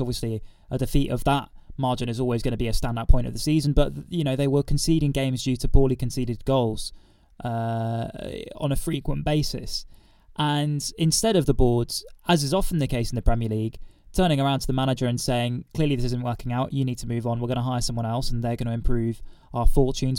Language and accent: English; Reading, South East England, United Kingdom; growing up in Reading